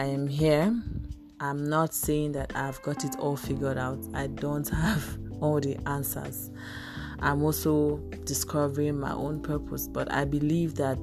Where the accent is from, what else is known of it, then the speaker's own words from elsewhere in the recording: Ebonyi, Nigeria; I'm a Nigerian. I'm from Ebonyi State